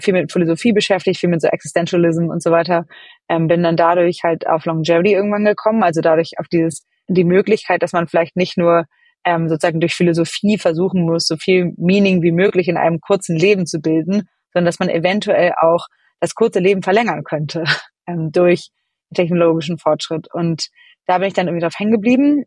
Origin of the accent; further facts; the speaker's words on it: Hamburg, Germany; moved away as an adult; also born or lived in London; now in San Francisco, United States; ich selber bin aus Ham in Hamburg groß geworden